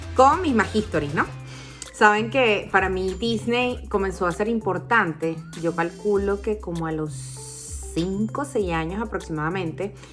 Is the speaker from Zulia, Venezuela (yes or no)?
no; Caracas, Capital District, Venezuela; yo crecí y viví en Parque Central mucho tiempo